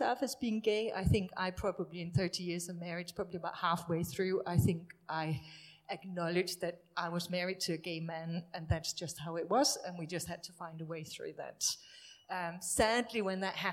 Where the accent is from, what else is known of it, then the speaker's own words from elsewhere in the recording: Denmark; moved away as an adult; also born or lived in Hemel Hempstead; My husband and I, we're from Denmark